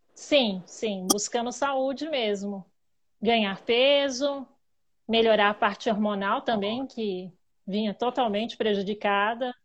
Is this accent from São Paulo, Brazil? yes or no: yes; Itapecerica da Serra, São Paulo, Brazil; sou de Tapicirica da Serra, Grande São Paulo